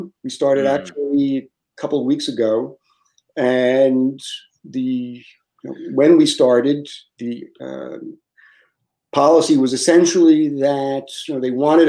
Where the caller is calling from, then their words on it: Lafayette, Louisiana, United States; Yeah, so I'm in Lafayette, Louisiana.